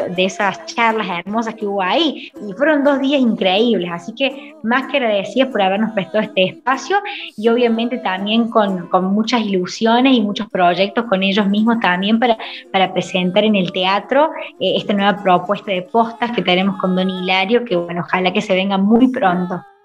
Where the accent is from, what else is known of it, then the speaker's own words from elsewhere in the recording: Argentina; mi Argentina